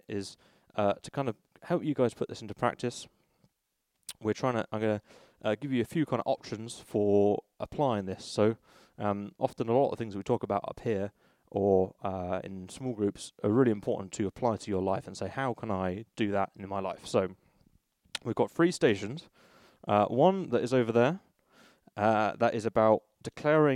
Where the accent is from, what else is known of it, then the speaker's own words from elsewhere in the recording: Bristol, South West England, United Kingdom; When I was a teenager, I grew up in Bristol